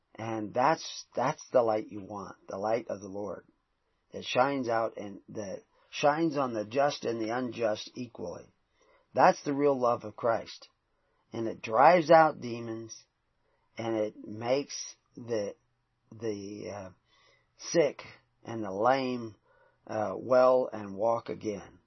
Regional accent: the South, United States; I grew up in the South

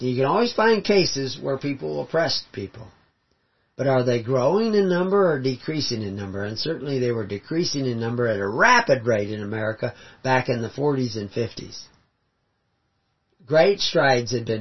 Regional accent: the South, United States; I grew up in the South

